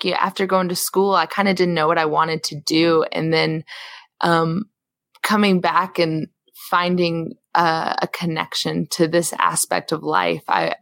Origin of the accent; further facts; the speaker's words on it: the South, United States; moved away; I grew up in the flat part of the South